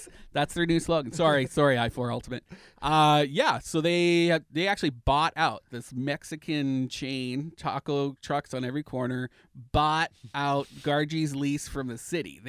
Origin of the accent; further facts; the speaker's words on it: Canada; moved away; I am Canadian.